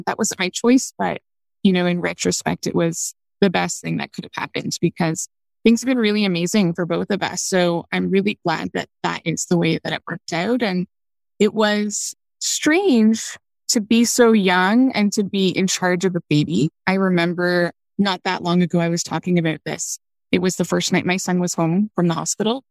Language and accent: English; Canada; moved away as an adult; also born or lived in China; I'm from Canada. So I was born here. My son was born here. You know, he did the school here